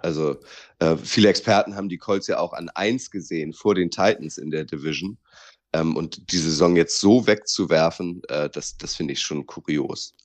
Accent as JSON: {"language": "German", "region": "Northern Germany", "country": "Germany", "said": "als Norddeutscher"}